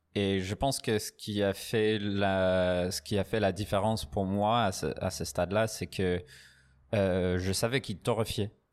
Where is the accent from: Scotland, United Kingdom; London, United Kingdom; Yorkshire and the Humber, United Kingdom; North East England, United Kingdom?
North East England, United Kingdom; Newcastle upon Tyne; French is a second language; moved away as an adult; also born or lived in Edinburgh / Paris / Aix-en-Provence; now in France; je suis anglais. Anglais du Newcastle. J'ai fait mes études à Édimbourg